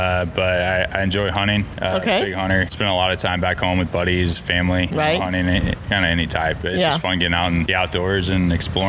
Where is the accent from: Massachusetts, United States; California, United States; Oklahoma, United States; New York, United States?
Oklahoma, United States; Tulsa; I'm from Tulsa, Oklahoma. Grew up there.